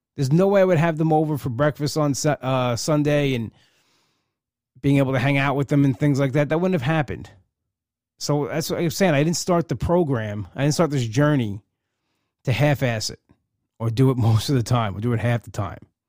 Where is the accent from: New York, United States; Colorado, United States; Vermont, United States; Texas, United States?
New York, United States; Long Island; I'm from Long Island.